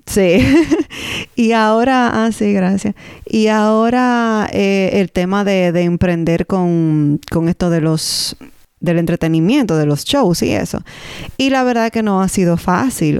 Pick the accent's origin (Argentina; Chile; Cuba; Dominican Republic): Dominican Republic; now in Canada; nosotros como dominicanos